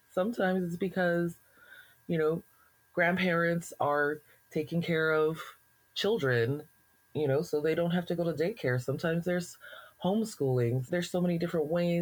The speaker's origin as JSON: {"language": "English", "region": "Alberta", "country": "Canada", "said": "being a Black person in Alberta, you know, very often we're asked this question, like, where are you from? I'm from here."}